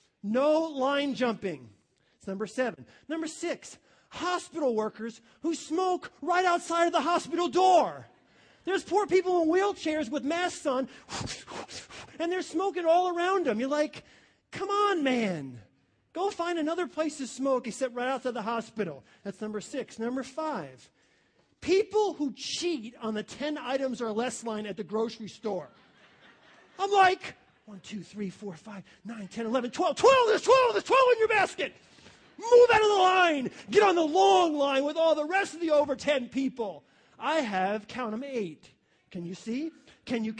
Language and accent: English; New York, United States; now in Ohio, United States; I come from New York, okay? I would not move back to New York. Ohio's my home.